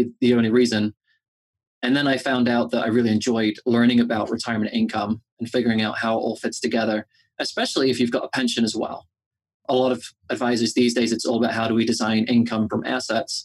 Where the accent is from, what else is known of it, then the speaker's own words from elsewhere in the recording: England, United Kingdom; moved away as an adult; now in United States; I am originally from England